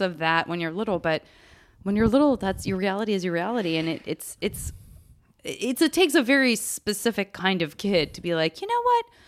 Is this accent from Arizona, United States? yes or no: yes; Tucson, Arizona, United States; moved away; also born or lived in Los Angeles / San Francisco; I would not choose to move back to Tucson